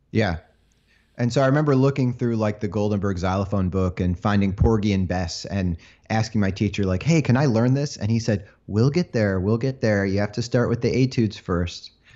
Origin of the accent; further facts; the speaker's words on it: Chelsea, Michigan, United States; moved away; I grew up in a small town, uh, called Chelsea, Michigan